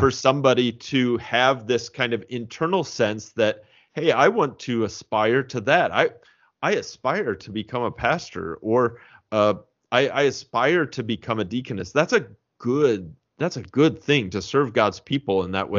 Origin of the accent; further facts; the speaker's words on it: Indiana, United States; also born or lived in St. Louis, Missouri; I am a Hoosier, uh, through and through, both the Saint Louis, uh, version and the Indiana version.